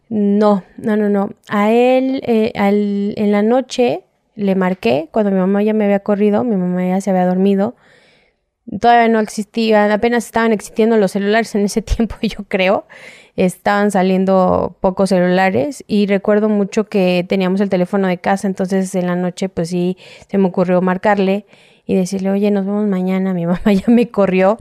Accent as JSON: {"language": "Spanish", "region": "Mexico City", "country": "Mexico", "said": "soy de aquí de la Ciudad de México"}